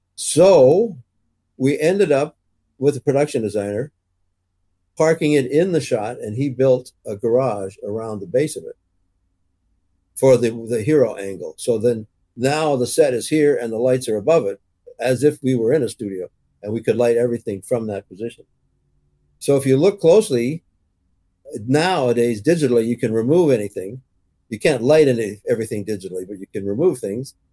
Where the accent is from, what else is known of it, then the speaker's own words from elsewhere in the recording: Canada; also born or lived in Toronto; as an English Canadian